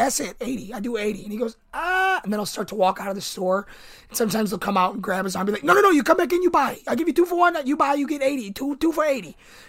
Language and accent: English; Buffalo, New York, United States; I'm from Buffalo, New York.